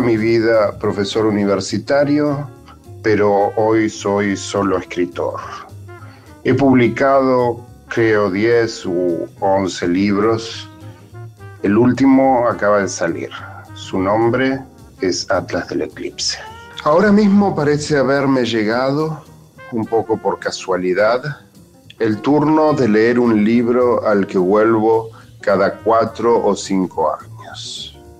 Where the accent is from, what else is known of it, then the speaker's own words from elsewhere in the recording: Rosario, Santa Fe, Argentina; now in New York, United States; Nací en Rosario, pero vivo hace muchísimos años en Nueva York.